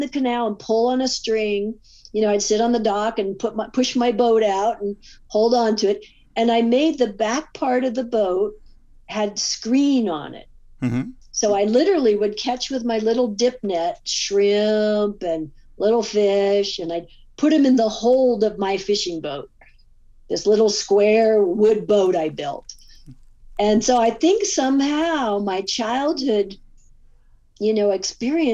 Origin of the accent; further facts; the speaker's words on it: California, United States; moved away as an adult; also born or lived in Pacific Northwest / Alaska; So as I moved away from California in my early 30s, I moved up to the Northwest